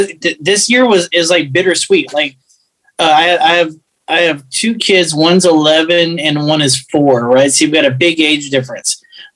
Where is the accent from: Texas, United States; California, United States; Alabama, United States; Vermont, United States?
Texas, United States; Houston; also born or lived in Fort Lauderdale, Florida; I grew up in the part of Houston that is 99.9% Hispanic